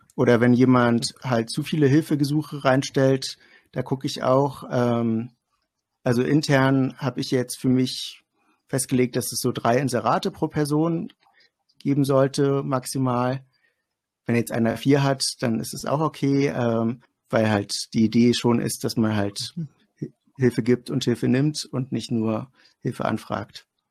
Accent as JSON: {"language": "German", "town": "Greifswald", "region": "Mecklenburg-Vorpommern", "country": "Germany", "said": "ich komme aus Greifswald, das ist in Mecklenburg-Vorpommern"}